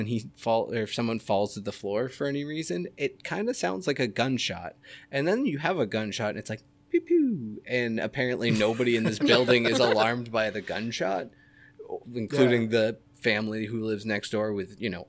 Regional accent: Boston, Massachusetts, United States; You know, I'm from Boston. We could get awesome. I'm not. And I don't have an accent.

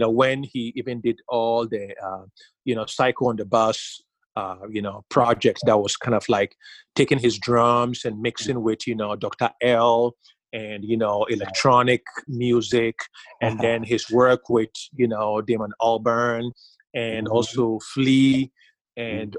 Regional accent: Ghana; growing up in Ghana

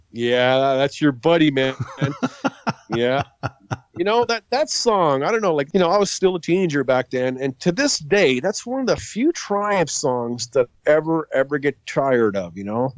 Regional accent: St. Catharines, Ontario, Canada; also born or lived in Sault Ste. Marie, Ontario / Niagara Falls, Ontario; I was born in Sault Ste. Marie, very close to where you were born, mm-hmm. but I grew up in Niagara Falls and St. Catharines

